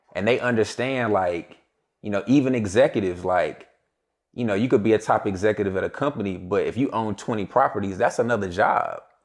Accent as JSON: {"language": "English", "town": "Greensboro", "region": "North Carolina", "country": "United States", "said": "I'm from Greensboro, North Carolina"}